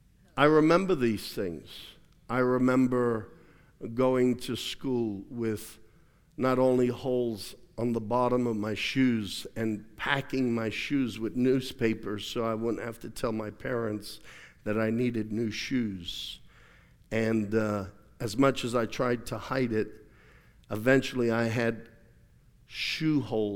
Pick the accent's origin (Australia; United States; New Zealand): Australia; I remember growing up in Australia many times. I slept on a bed that was so broken, the springs popped through the mattress, literally.